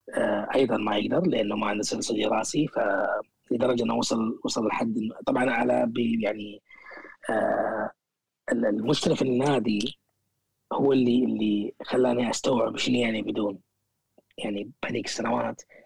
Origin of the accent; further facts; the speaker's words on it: Kuwait; moved away as an adult; also born or lived in Sulaibiya, Kuwait; now in United Kingdom; إني من، من، من الكويت